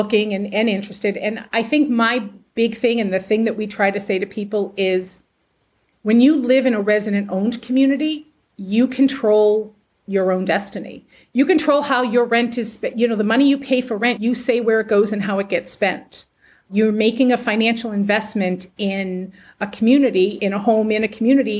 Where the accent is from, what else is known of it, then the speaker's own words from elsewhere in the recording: Massachusetts, United States; moved away as an adult; also born or lived in Pennsylvania; back in 2015, my husband and I moved back to Massachusetts from Pennsylvania. I'm originally from here